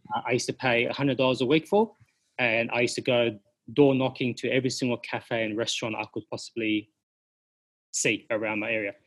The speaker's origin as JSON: {"language": "English", "town": "Sydney", "region": "New South Wales", "country": "Australia", "said": "I'm from Sydney originally. Um, went to high school, did everything, went to uni"}